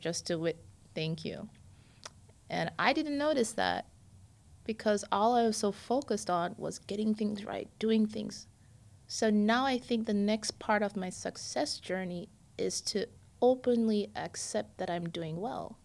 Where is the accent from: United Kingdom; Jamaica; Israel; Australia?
Jamaica; also born or lived in New York, United States; now in Florida, United States; I'm Jamaican